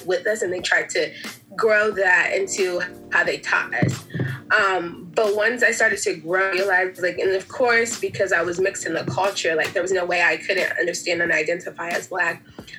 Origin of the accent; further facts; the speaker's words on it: Nigeria; Like, I mean, I came from Nigeria, so I'm Nigerian